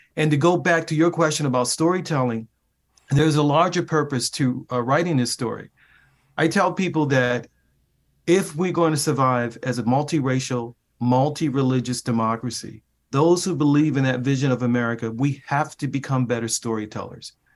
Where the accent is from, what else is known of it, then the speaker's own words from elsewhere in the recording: Baltimore, Maryland, United States; moved away; my hometown of Baltimore, Maryland, that took literally inside the neighborhood where I grew up.